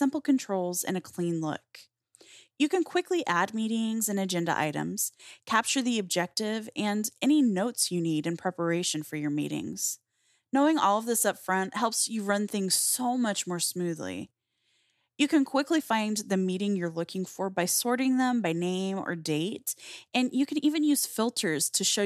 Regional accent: Colorado, United States; now in Phoenix, United States; I grew up in Colorado

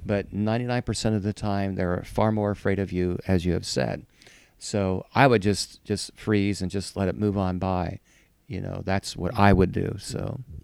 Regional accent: Ohio, United States; moved away as an adult; also born or lived in Chicago; I grew up in Ohio

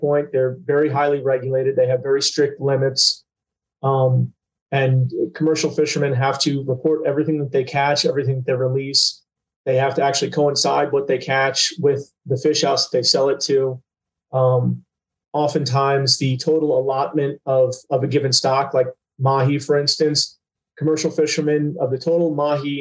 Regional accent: Port St. Lucie, Florida, United States; I was born in Port St. Lucie. I've been fishing there since, you know, really before I could walk.

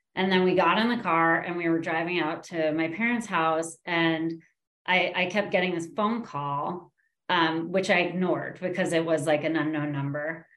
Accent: New York, United States; I grew up in New York

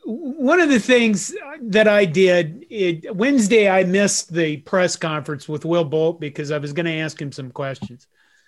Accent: Western Nebraska, United States; I grew up Catholic in Western Nebraska.

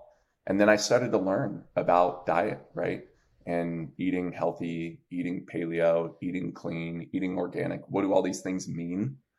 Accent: New Jersey, United States; I'm from Jersey. So I say New York because nobody knows like where Parsippany is

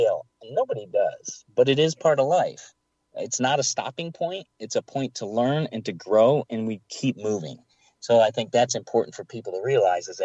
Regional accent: Michigan, United States; I grew up in Michigan

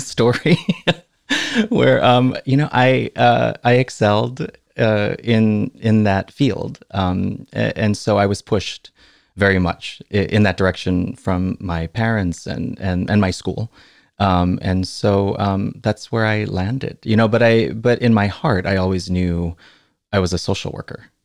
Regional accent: Oahu, Hawaii, United States; moved away; also born or lived in Chicago; on Oahu where I grew up.

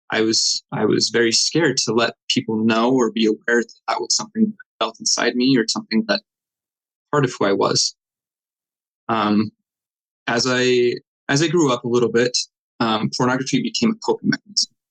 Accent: Clinton, Utah, United States; also born or lived in West Point, Utah; I grew up in Davis County, Utah. I, um, first 10 years of my life was in Clinton and then later moved to West Point, Utah. That's just north of Salt Lake, about an hour.

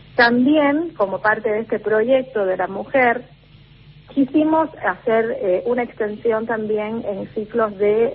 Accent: Matanzas, Cuba; en mi provincia natal, en la ciudad de Matanzas

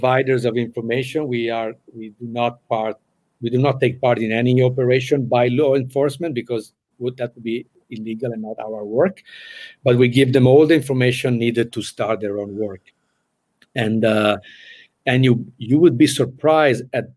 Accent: Italy; moved away; I came from Italy

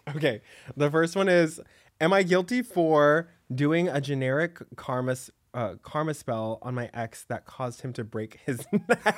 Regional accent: Dallas, Texas, United States; moved away as an adult; now in New York City, United States; I grew up in, like, a suburb of Dallas

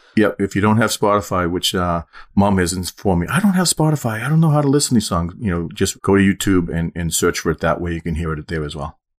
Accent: Methuen, Massachusetts, United States; when I grew up in Methuen, Hampton Beach was about forty minutes away.

